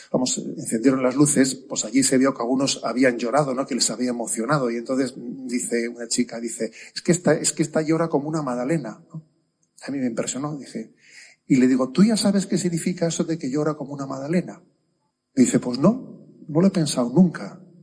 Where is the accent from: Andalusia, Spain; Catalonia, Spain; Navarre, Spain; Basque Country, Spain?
Basque Country, Spain; San Sebastián; soy de San Sebastián, ¿no? Y ahí en nuestro tiempo estudiábamos francés